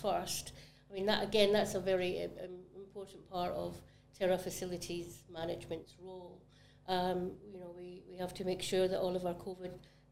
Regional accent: Glasgow, Scotland, United Kingdom; now in Barbados; Glasgow was my city in Scotland, that was my local city

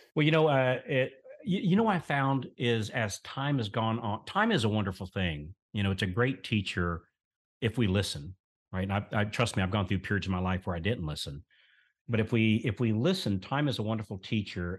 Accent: central Florida, United States; I was born here in the South in a very, very, very small, very rural town, uh, here in central Florida. And so we grew up on collards

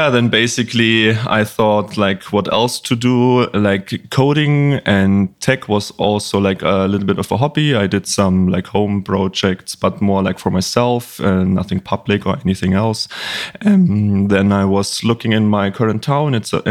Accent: Bavaria, Germany; English is a second language; as you mentioned, like I'm from Germany. I grew up in a little town in Bavaria, northeast of Bavaria

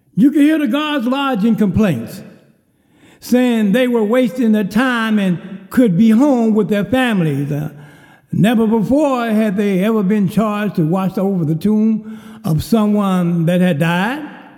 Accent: Kerrville, Texas, United States; born or raised there

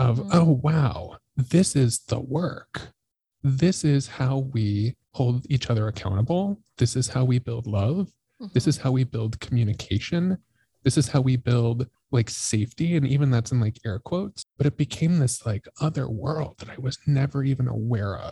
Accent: Colorado, United States; moved away; I'm from Colorado and my parents live like 2 hours south of Denver

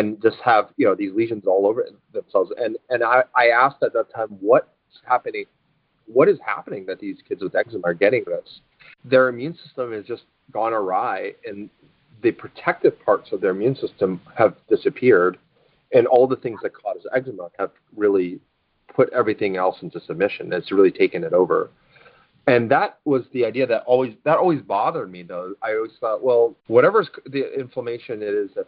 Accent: Alaska, United States; I grew up in Alaska, and we watch the Iditarod every year

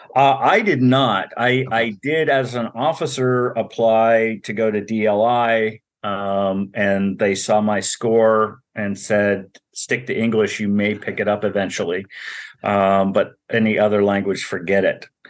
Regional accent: Montana, United States; moved away; we were middle class, growing up in Montana, seven kids

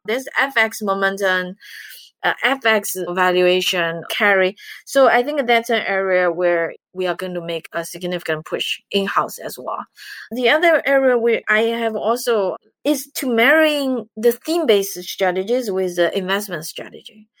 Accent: China; moved away as an adult; now in United States; I'm from China

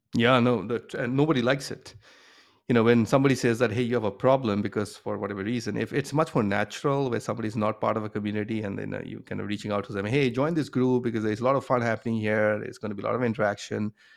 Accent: Kolkata, West Bengal, India; moved away as an adult; also born or lived in Bombay, India / Boston, United States; now in United States; I grew up in India, um, in a city called Calcutta

